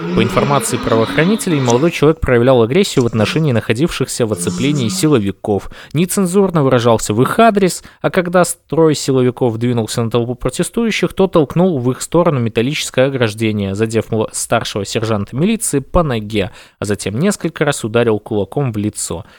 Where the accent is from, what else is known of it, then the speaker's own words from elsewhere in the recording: Belarus; мы единый народ, мы белорусы